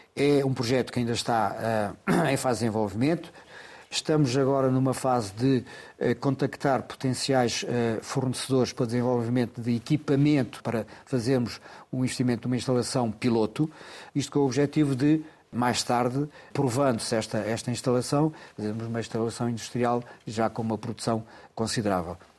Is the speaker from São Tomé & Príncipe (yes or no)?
no; Loulé, Algarve, Portugal; Lolé é a minha terra